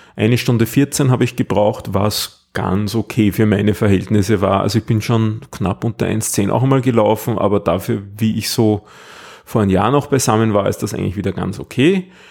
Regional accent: Austria; so als Ösi

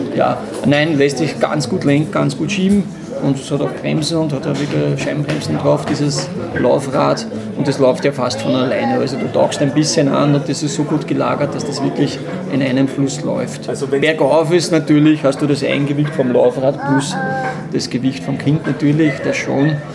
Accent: Traisental near Lilienfeld, Lower Austria, Austria; now in St. Pölten, Austria; Ich bin nicht aus Wien, ich komme aus, äh, aus St. Pölten und ursprünglich aus dem schönen Dreisental bei Lilienfeld

